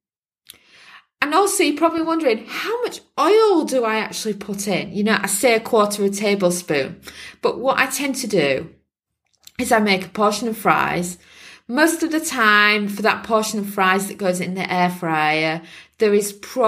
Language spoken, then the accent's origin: English; Yorkshire and the Humber, United Kingdom; now in Portugal; we're from Yorkshire in England, and we're used to eating a lot of fish and chips.